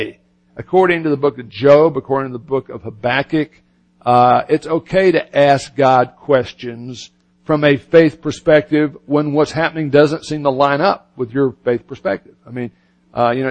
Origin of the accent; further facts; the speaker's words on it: United States; also born or lived in Florida / Birmingham, Alabama; I grew up in Southern Baptist Church in Florida and Birmingham, Alabama